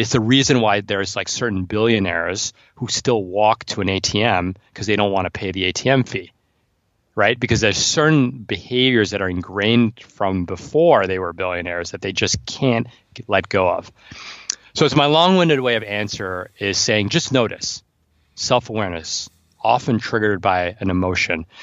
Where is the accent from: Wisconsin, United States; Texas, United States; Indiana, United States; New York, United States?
New York, United States; New York City; And I'm from New York City.